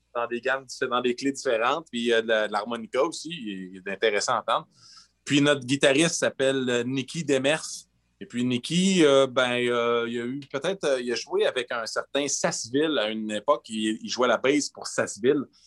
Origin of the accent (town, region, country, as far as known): Fermont, Quebec, Canada; born or raised there; also born or lived in Gagnon, Quebec